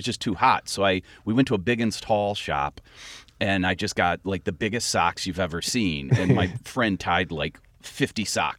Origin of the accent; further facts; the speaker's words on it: Akron area, Ohio, United States; moved away as an adult; also born or lived in Cleveland, Ohio; now in Chicago, United States; So in sixth grade, we actually moved down to a rural area outside of Akron.